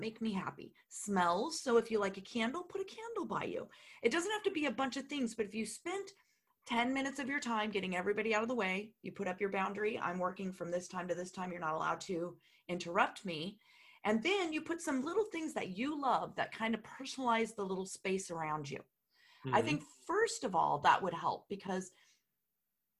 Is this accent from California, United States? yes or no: yes; California, United States; moved away; I'm originally from California